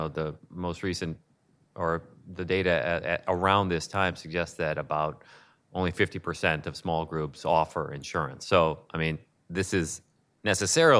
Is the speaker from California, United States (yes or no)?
no; Illinois, United States; I'm from Illinois